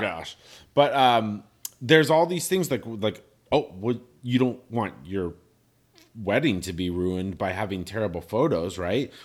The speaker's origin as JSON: {"language": "English", "country": "Ireland", "said": "I'm I'm Irish. we're a people of stories."}